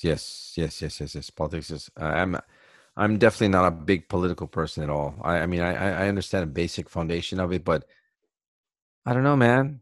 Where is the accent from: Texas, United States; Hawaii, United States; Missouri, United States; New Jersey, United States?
Hawaii, United States; moved away as an adult; now in Japan; for us people in Hawaii, uh, I guess we, we do have an Asian background